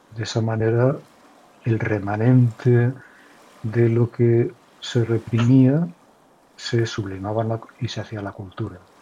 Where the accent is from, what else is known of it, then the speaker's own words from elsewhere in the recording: Pamplona, Navarre, Spain; now in Castellón, Spain; yo soy de Pamplona, de Navarra, en el norte de España, aunque vivo últimamente desde hace unos años en Castellón